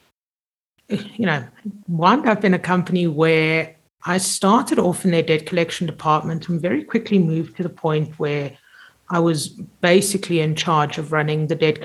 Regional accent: Zimbabwe; I grew up in Zim and I grew up in boarding school

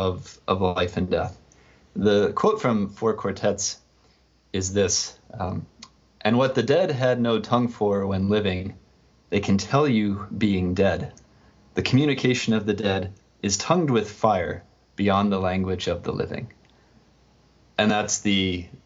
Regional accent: Nebraska, United States; I grew up in Nebraska

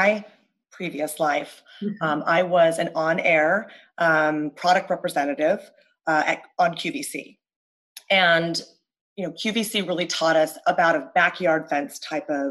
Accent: California, United States; moved away as an adult; now in Pennsylvania, United States; I am from California, and currently, you know, for the past 19 years, I live on the East Coast in Pennsylvania

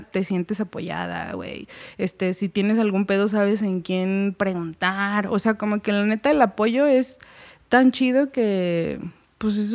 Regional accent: Mexico; Soy mexicana

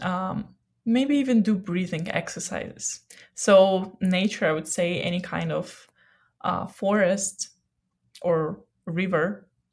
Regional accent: Odesa, Odesa Oblast, Ukraine; moved away; I'm from Odessa and I just miss Black Sea

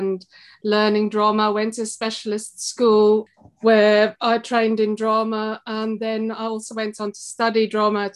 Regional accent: South Africa; moved away as an adult; now in Belper, United Kingdom; I was born in South Africa, and I suppose I led a pretty normal life there.

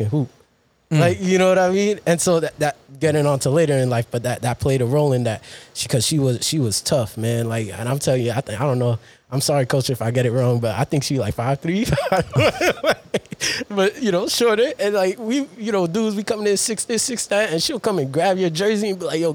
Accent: New York City, New York, United States; also born or lived in Rosedale, Queens; I'm Jamaica, Queens, born and raised

